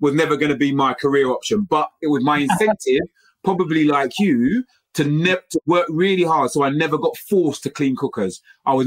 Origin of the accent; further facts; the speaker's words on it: London, United Kingdom; growing up in East London, in Stratford